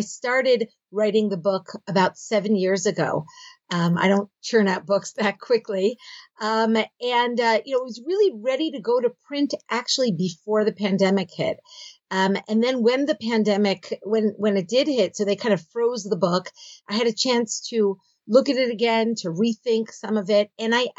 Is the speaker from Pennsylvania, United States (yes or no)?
yes; Philadelphia, Pennsylvania, United States; moved away as an adult; now in Israel; Okay, so I grew up in Philadelphia, and I did my first degree at Stern College, which is the women's division of Yeshiva University. I then made Aliyah. I moved to Israel, and I did my subsequent degrees at Bar-Ilan University.